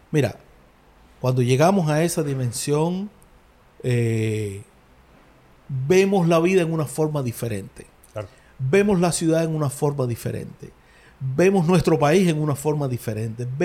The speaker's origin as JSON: {"language": "Spanish", "country": "Cuba", "said": "los sufrimientos que tenemos hoy como cubanos"}